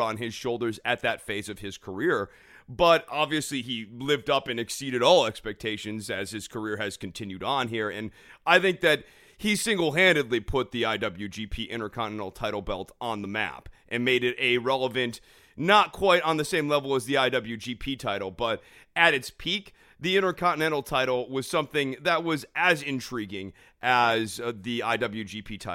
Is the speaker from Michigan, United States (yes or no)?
no; Springfield, Massachusetts, United States; I'm actually born in Springfield, Massachusetts